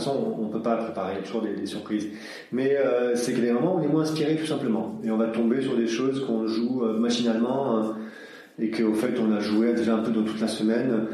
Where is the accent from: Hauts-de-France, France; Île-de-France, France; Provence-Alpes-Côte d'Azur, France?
Provence-Alpes-Côte d'Azur, France; Aix-en-Provence; also born or lived in Sweden; originaire de Suède, mais euh, j'ai grandi à Aix-en-Provence, autour d'Aix-en-Provence depuis de nombreuses années